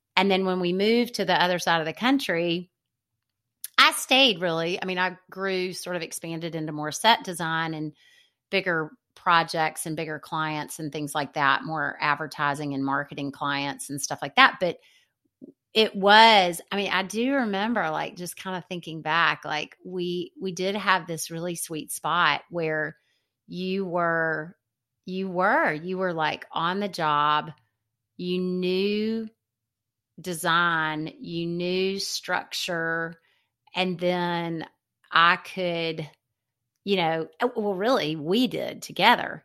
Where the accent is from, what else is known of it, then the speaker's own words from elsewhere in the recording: Birmingham, Alabama, United States; moved away as an adult; also born or lived in Seattle; he was my dear friend growing up in Birmingham